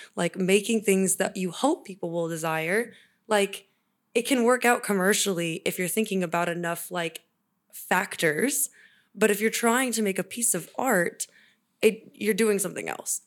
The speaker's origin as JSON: {"language": "English", "town": "Kansas City", "country": "United States", "tie": "born or raised there", "also_born_or_lived": "California", "moved": "as an adult", "lives_now": "Sacramento, United States", "said": "go to college in my hometown"}